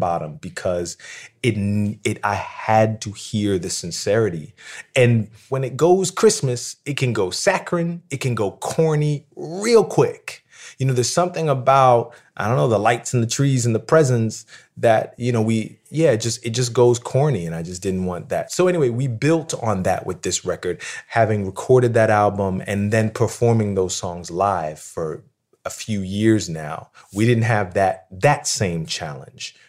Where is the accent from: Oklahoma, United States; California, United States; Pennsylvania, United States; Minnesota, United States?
Pennsylvania, United States; Philadelphia; I grew up in Philadelphia